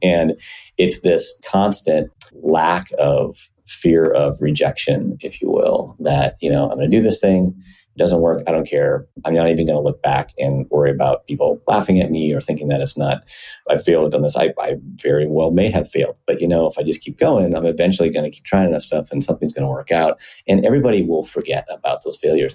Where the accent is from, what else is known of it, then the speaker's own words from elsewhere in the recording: Iowa, United States; moved away as an adult; now in Seattle, United States; Was born and raised in Iowa, decent sized town